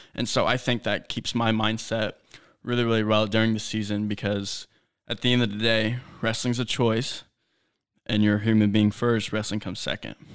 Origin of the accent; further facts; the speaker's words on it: Terre Haute, Indiana, United States; growing up in Terre Haute